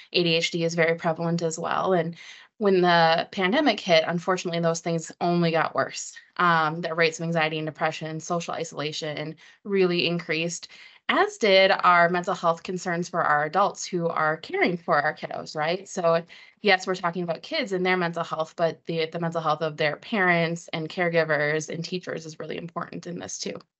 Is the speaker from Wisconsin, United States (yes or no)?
yes; Wisconsin, United States; I'm from Wisconsin originally